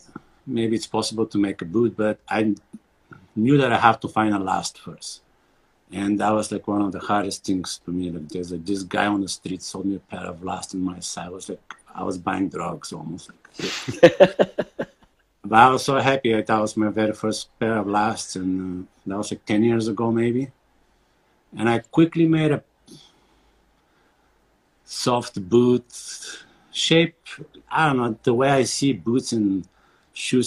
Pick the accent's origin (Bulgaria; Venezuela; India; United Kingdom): Bulgaria; moved away as an adult; also born or lived in New York / Germany; now in Montana, United States; I'm born and raised in Bulgaria